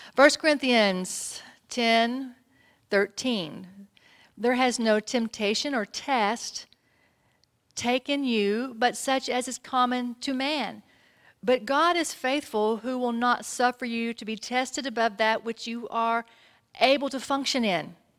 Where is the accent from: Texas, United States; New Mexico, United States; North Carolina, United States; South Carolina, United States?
Texas, United States; I'm from Texas.